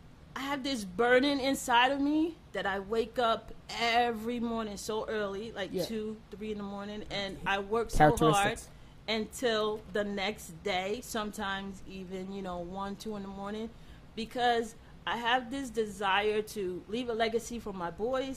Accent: New York, United States; moved away; I'm not from the city. Okay. I'm from New York.

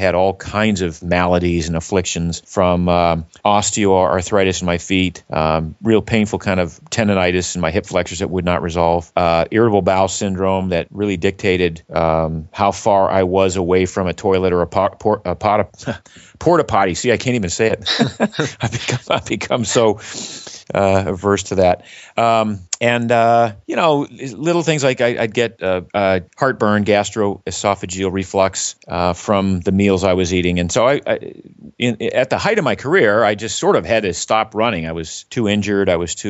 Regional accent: Maine, United States; But I grew up in Maine, was not exposed to team sports very much, kind of gravitated to running just as a means of getting to and from school.

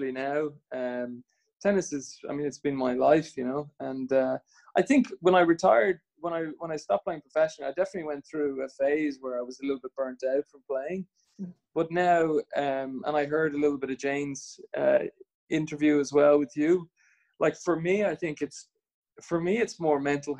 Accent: Swords, Leinster, Ireland; I grew up in Swords

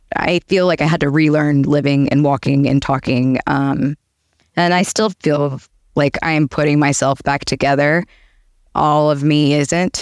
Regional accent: Atlanta, Georgia, United States; moved away as an adult; now in Boca Raton, United States; I'm originally from Atlanta. I lived there, grew up there, went to college, started my career

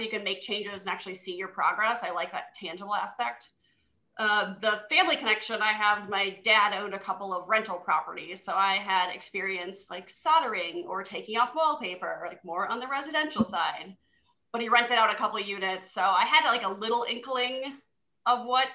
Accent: Madison, Wisconsin, United States; also born or lived in Minnesota; I'm from Madison originally. I went to West High School right down by Camp Randall

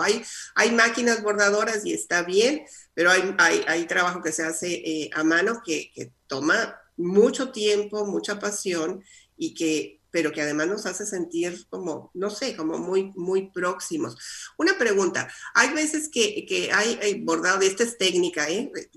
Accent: Coahuila, Mexico; accent: norteña; moved away; also born or lived in Chihuahua / Sonora; Yo crecí nací en Chihuahua, crecí en Coahuila, viví en Sonora.

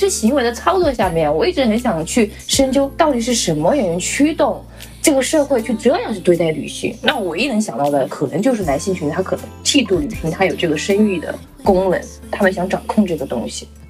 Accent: Chongqing, China; 我们也是南方啊

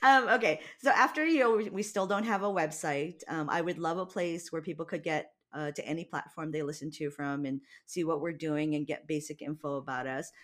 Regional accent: Hawaii, United States; moved away; we're both from Hawaii, and he just reminds me of home

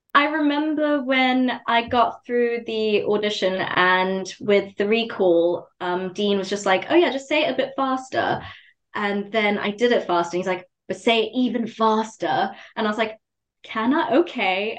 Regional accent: Zimbabwe; growing up in Zimbabwe, everything is very academically focused

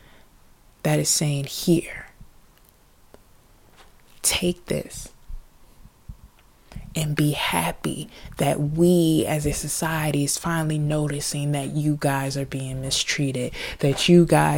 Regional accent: United States; we as African American people

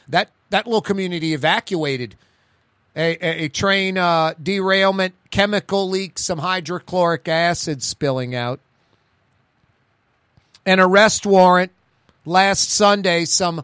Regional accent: New Orleans, Louisiana, United States; accent: Yat New Orleans; The girls up there were like, love your accent. They thought the New Orleans Yaddy accent was fantastic.

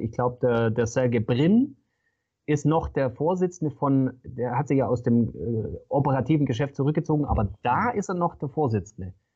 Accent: Swabia, Germany; Ich bin äh, Schwabe und Häuslebauer

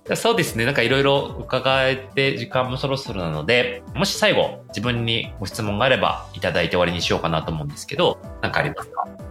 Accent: Kyoto, Japan; 京都出身だからね

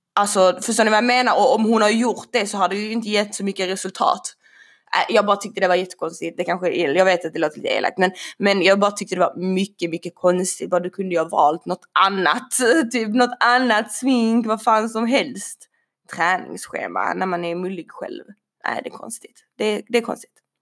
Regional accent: Sweden; jag är ju född i Sverige, vi bor i Sverige

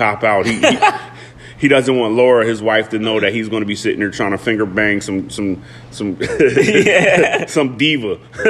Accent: Brooklyn, New York, United States; also born or lived in Harrisburg, Pennsylvania; Like, I'm from Brooklyn, but I'm a Harrisburgian.

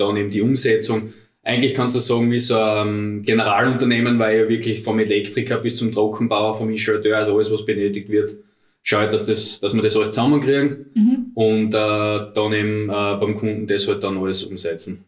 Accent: Styria, Austria; moved away as an adult; now in Vienna, Austria; wie man hört, bin ich aus der Steiermark, lebe jetzt seit sieben Jahren da in Wien

